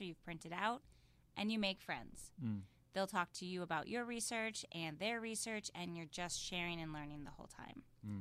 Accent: Midwest, United States; I'm from the Midwest

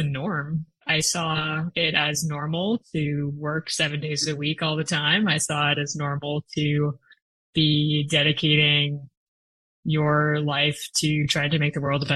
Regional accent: Rochester, Minnesota, United States; I grew up in Rochester, Minnesota, which is the hometown of the Mayo Clinic

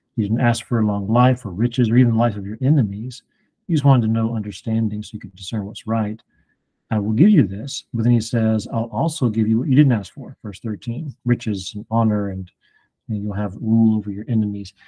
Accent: Alabama, United States; moved away; also born or lived in Indiana; I I'm from Alabama

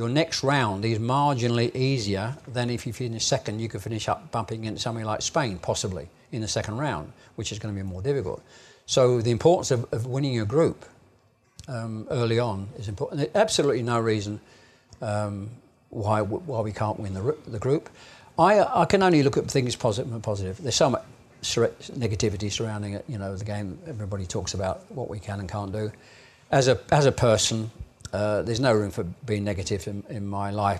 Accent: England, United Kingdom; I'm obviously an English fan. I'm an Englishman.

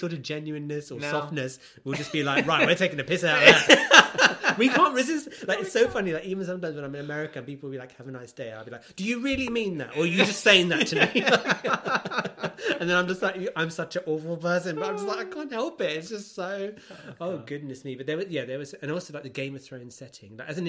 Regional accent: United Kingdom; We're British after all, so like, we have to, honestly.

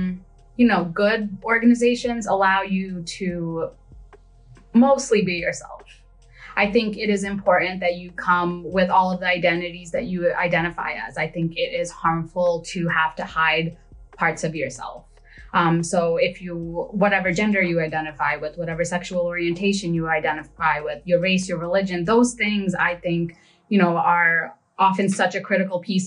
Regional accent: New York City, New York, United States; also born or lived in Bangladesh; I was born in Bangladesh, but I grew up in Brooklyn. So Flatbush in particular.

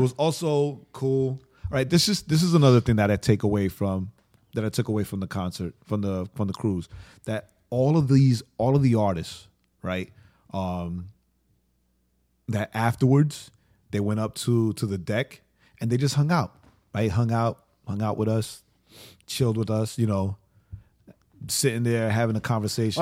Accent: Atlanta, Georgia, United States

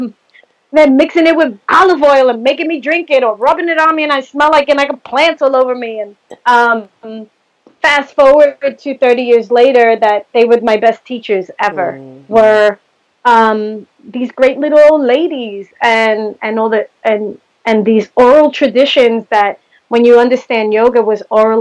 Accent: New York City, New York, United States; I grew up in the Bronx, single mom

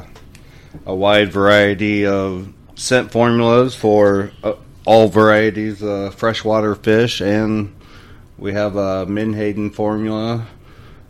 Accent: Indiana, United States; moved away; I'm originally from Indiana.

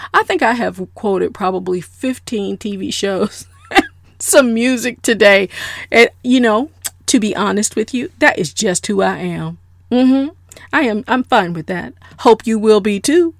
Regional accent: South Florida, United States; I am a good old Southern girl. I'm from South Florida.

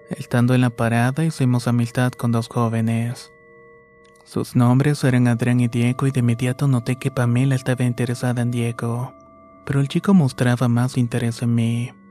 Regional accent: Quito, Pichincha, Ecuador; Soy de Quito, Ecuador y la historia que voy a contar va a empezar un poco distinta a lo normal

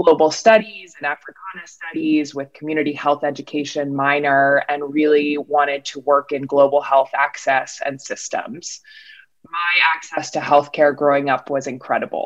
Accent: Durham, North Carolina, United States; I grew up in Durham, North Carolina

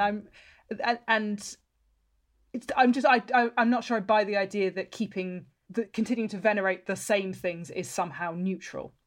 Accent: just outside of Bristol, South West England, United Kingdom; I grew up just outside of Bristol

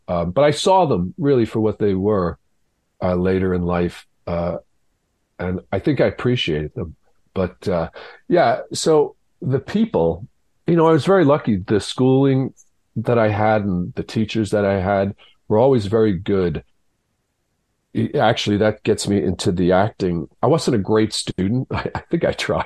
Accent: New York City, New York, United States; also born or lived in Long Island, New York / Galway, Ireland (ancestry); And then when we moved to Long Island, it was a different culture there.

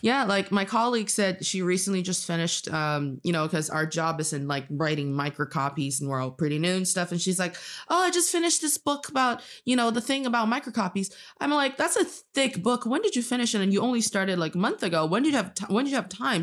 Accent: Northeast China, China; now in Beijing, China; I am from the northeast part of China, and I'm speaking to you today from Beijing

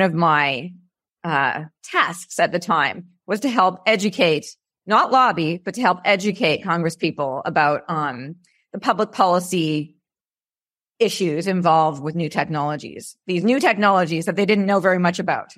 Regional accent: Canada; moved away as an adult; now in California, United States; I'm originally Canadian, and I moved here in nineteen ninety-nine

